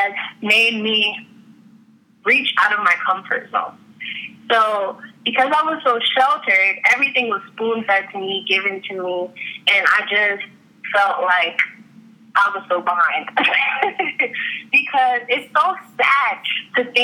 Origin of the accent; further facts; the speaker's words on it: New York City, New York, United States; now in Orlando, United States; I was raised in Far Rockaway, Queens, New York